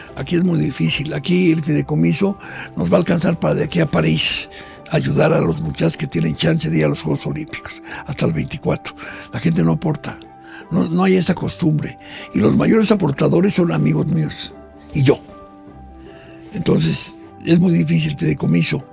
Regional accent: Mexico

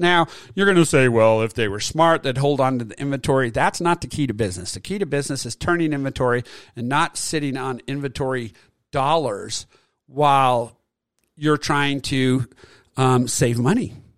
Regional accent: Utah, United States; I attended from my home state, the University of Utah

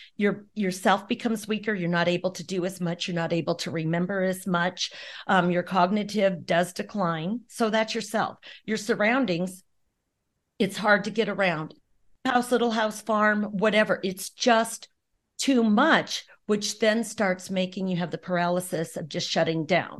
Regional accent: Arlington, Nebraska, United States; we just grew up in small town, Arlington, and loved it

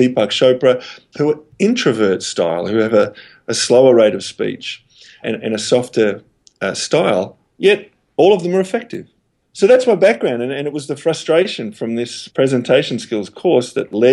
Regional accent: Australia; also born or lived in Melbourne; I'm Australian, based here in Melbourne

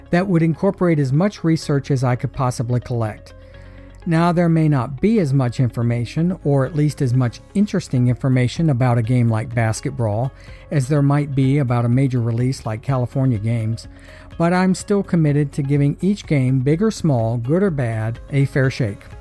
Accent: Australia; Growing up in Australia, Sega had a strong market presence

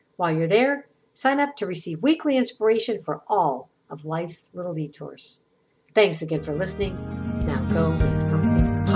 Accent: Ireland; I'm Irish.

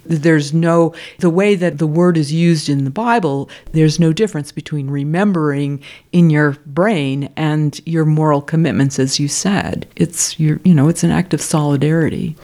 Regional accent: United States; I'm an American

